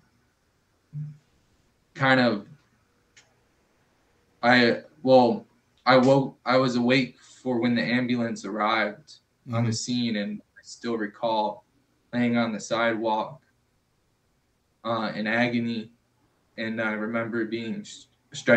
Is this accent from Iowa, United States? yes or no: no; Chicago, Illinois, United States; also born or lived in Florida; now in Seattle, United States; I'm originally born and raised in Chicago, Illinois, or how I like to call it, Chirac